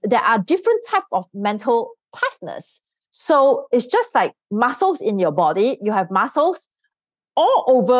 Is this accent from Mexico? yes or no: no; Singapore; I grew up in Singapore because that's where I'm from. So I'm a Singaporean.